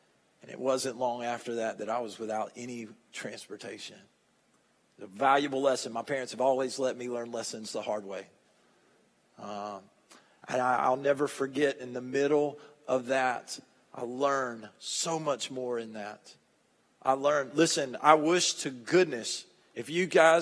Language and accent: English; Monticello, United States; I'm from Monticello